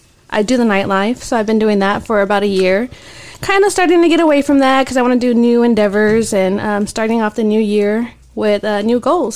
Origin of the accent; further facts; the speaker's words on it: Dallas, Texas, United States; And I am from Dallas, born and raised.